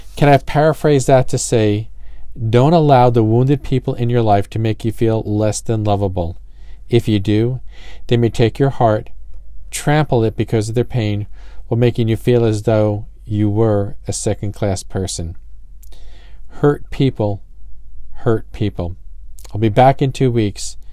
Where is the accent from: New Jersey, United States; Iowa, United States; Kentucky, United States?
New Jersey, United States; I'm from Jersey